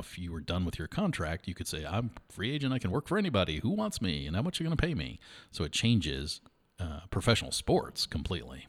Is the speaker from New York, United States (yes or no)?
yes; New York, United States; moved away; I was not born in New York, but I grew up in New York